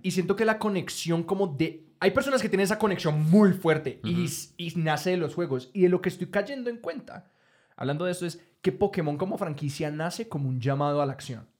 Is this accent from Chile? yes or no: no; Colombia